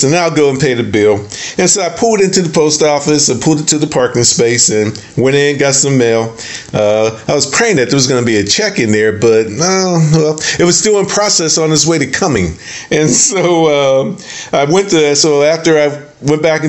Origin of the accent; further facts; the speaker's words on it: the North, United States; now in the South, United States; We grew up in the, we're from the North